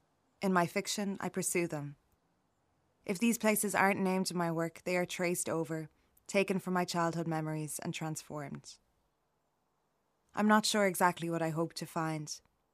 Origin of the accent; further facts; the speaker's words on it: Kinnegad, Westmeath, Ireland; also born or lived in Mullingar; growing up in Westmeath.